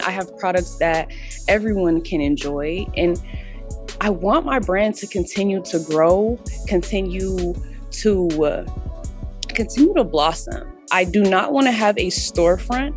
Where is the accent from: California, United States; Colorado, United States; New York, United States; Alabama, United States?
Colorado, United States; Denver; I'm from Denver, Colorado